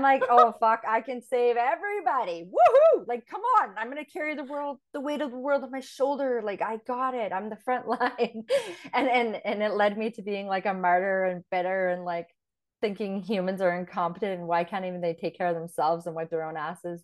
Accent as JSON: {"language": "English", "town": "Fort St. John", "region": "British Columbia", "country": "Canada", "tie": "born or raised there", "also_born_or_lived": "Grande Prairie, Alberta / Thailand / Mexico", "moved": "as an adult", "said": "Grand Prairie is where I was actually born and, um, then grew up in Fort Saint John"}